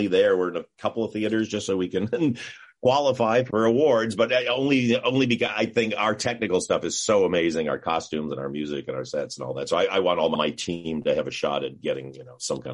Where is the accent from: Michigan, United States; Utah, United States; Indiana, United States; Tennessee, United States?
Michigan, United States; moved away as an adult; now in California, United States; I'm the kid from Michigan